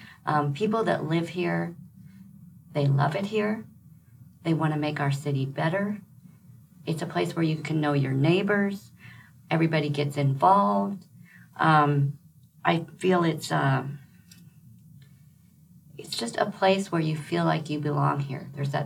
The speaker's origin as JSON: {"language": "English", "town": "Milford", "region": "Nebraska", "country": "United States", "tie": "born or raised there", "lives_now": "Lincoln, United States", "said": "I grew up in Milford, which is a town just 25 miles west of Lincoln."}